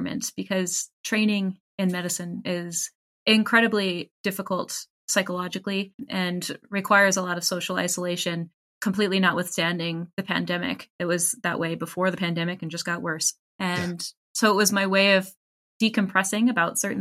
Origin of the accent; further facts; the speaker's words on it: Canada; I am a Canadian individual who works in healthcare